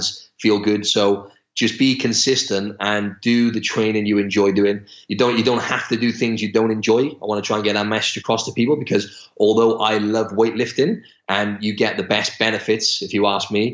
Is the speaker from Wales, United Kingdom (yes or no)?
yes; Wales, United Kingdom; moved away as an adult; now in Australia; I'm from Wales in the UK, and I've lived in Australia for almost 2 years now